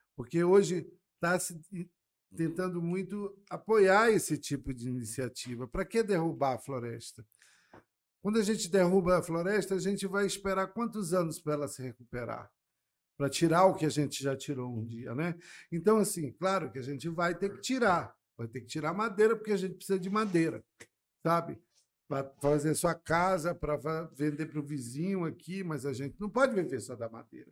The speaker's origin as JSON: {"language": "Portuguese", "town": "Manaus", "region": "Amazonas", "country": "Brazil", "tie": "born or raised there", "also_born_or_lived": "Curitiba, Brazil / Reading, United Kingdom", "said": "eu fui criado ali no Bancrevia"}